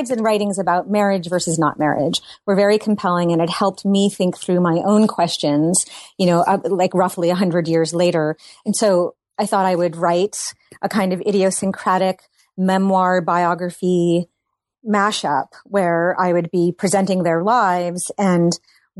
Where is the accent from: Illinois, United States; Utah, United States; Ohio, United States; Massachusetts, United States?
Massachusetts, United States; now in Brooklyn, United States; I grew up in Massachusetts